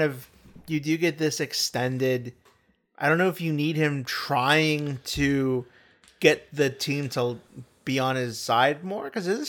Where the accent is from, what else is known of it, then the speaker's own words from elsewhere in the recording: Texas, United States; I'm from Texas.